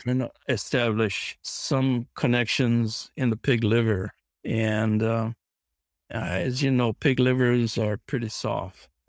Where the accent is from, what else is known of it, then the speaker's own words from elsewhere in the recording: Kauai, Hawaii, United States; moved away as an adult; also born or lived in Corvallis, Oregon; I grew up on Kauai in Hawaii